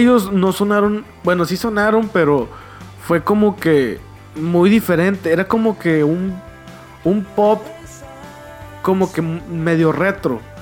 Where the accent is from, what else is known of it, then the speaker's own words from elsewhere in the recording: Monterrey, Nuevo León, Mexico; yo sea de Monterrey